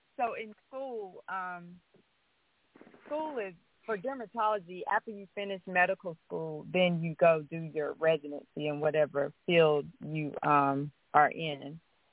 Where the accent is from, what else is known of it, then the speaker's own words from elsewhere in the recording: Montgomery, Alabama, United States; Yeah, so I grew up in Montgomery. I'm a native of Montgomery, and I received my bachelor's degree in biology medical studies at the University of Alabama